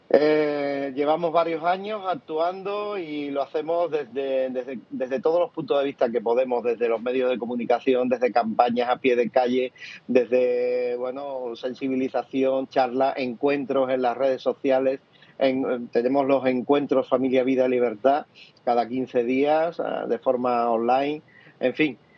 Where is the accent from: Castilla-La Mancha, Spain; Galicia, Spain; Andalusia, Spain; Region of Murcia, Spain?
Andalusia, Spain; Cádiz; yo soy gaditano, andaluz, en esta tierra donde ha sido tanto tiempo machacada